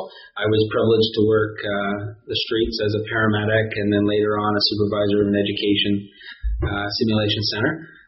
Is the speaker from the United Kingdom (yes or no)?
no; Toronto, Ontario, Canada; now in Wappingers Falls, United States; I'm originally from Toronto area, the greater Toronto area.